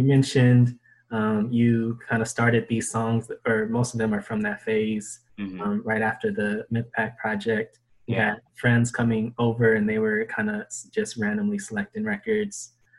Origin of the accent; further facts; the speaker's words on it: Los Angeles, California, United States; South Bay native, you know, we're from the South Bay, LA, California.